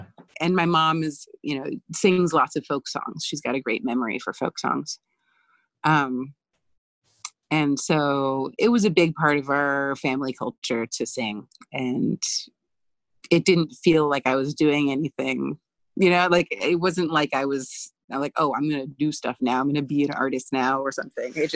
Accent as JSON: {"language": "English", "area": "Bible Belt", "region": "Southeast", "country": "United States", "tie": "born or raised there", "moved": "as an adult", "said": "I grew up queer in the Southeast in the middle of the Bible Belt"}